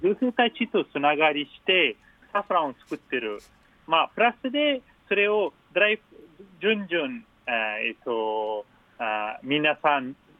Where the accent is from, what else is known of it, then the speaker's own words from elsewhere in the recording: Afghanistan; Japanese is a second language; moved away as an adult; also born or lived in Matsudo, Chiba, Japan; now in Japan; 私、アフガニスタン出身の